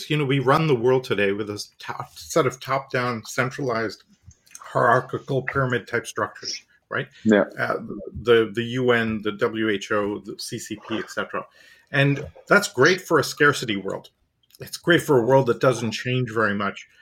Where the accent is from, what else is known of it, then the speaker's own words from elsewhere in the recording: India; also born or lived in Canada / Europe; now in United States; I'm from India originally, schooling university in Canada, 10 years in Europe